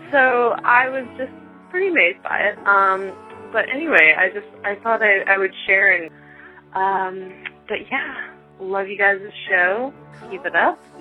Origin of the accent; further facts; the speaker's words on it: Boston, Massachusetts, United States; Here on the East Coast, Dunkin' Donuts, I am actually specifically from Boston, and Dunkin' Donuts is a very big deal.